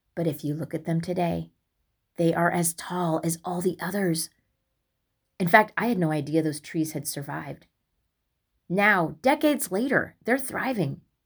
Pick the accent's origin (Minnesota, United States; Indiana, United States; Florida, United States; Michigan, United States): Indiana, United States; West Lafayette; moved away as an adult; now in Illinois, United States; where I grew up in Indiana, West Lafayette